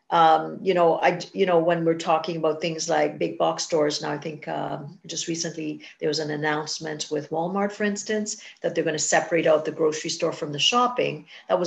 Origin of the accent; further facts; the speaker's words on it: Trinidad & Tobago; now in Canada; I'm from Trinidad